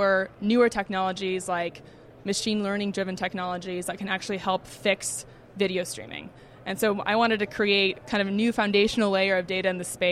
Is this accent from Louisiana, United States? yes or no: no; Bay Area, California, United States; moved away as an adult; also born or lived in New York / Barcelona; I grew up in the Bay Area, went to school out in New York